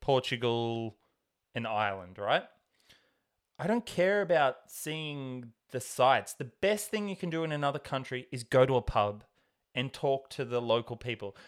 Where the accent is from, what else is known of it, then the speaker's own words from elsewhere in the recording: Tamworth, New South Wales, Australia; growing up in Tamworth in Australia